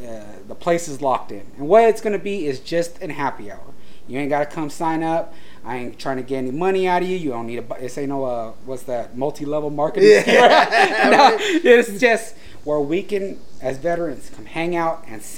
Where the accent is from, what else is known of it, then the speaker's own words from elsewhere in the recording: San Diego, California, United States; being born and raised in San Diego